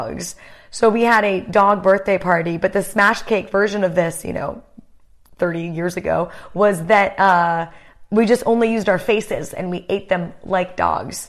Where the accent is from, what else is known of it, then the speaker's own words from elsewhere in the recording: United States; I'm an American